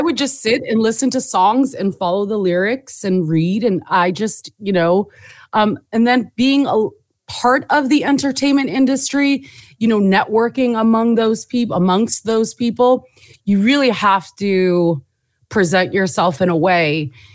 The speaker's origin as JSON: {"language": "English", "region": "Southern California", "country": "United States", "tie": "born or raised there", "also_born_or_lived": "Jordan / New York", "said": "I was born in Jordan, moved to the States when I was, in the seventies when I was three. Um, grew up in Southern California"}